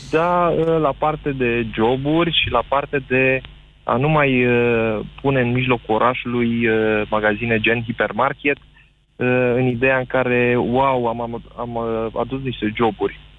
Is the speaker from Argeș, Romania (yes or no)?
no; Bucharest, Romania; Am vorbit din București